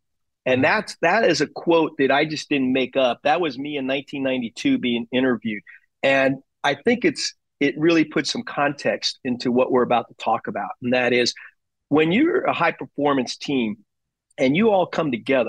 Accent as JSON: {"language": "English", "country": "Germany", "tie": "born there", "said": "my background, my dad was my hero. I was born in Germany."}